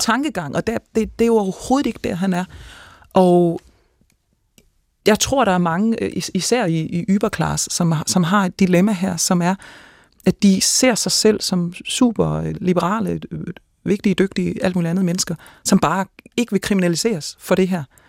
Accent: Denmark; som dansker

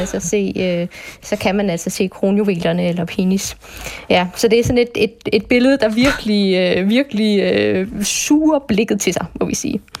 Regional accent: Bornholm, Capital Region of Denmark, Denmark; så er jeg Bornholmer

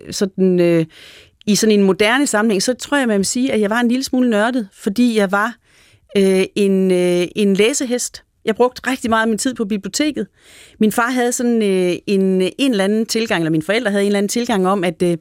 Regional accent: Aalborg, North Denmark Region, Denmark; born there; Jeg er født, i, jeg er født i Aalborg. Jeg er født på, øh, på Reberbanegade på det, der hed øh, Sygehus Nord i, øh, i Aalborg øh, i, øh, i 1963.

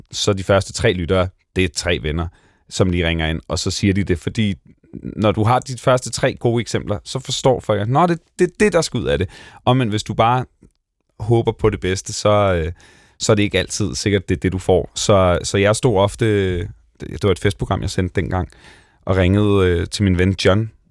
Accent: Bornholm, Capital Region of Denmark, Denmark; moved away; jeg kommer fra Bornholm, jeg kommer fra en flække, hvor der boede otte hundrede mennesker

